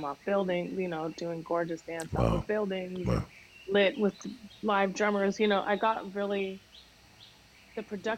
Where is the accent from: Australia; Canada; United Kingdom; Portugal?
Canada; moved away as an adult; also born or lived in Bahamas; now in United States; And I grew up in Canada, in the Bahamas, and then came to the States when I was 19. So three countries, you know, in 20 years